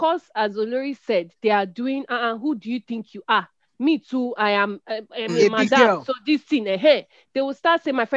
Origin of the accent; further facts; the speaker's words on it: Nigeria; as a Nigerian customer and business owner